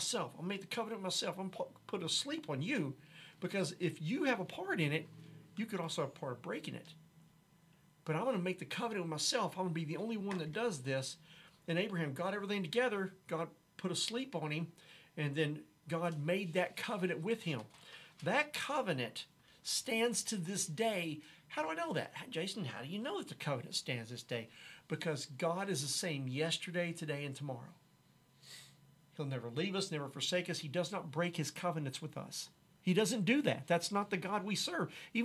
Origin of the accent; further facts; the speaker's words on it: Haltom City, Texas, United States; I was born in Haltom City, Texas. Went to Haltom High School.